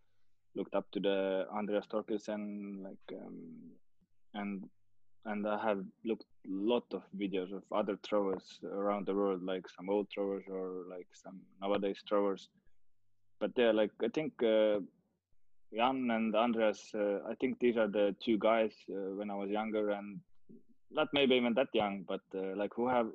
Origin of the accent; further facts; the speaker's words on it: Estonia; I was the guy from Estonia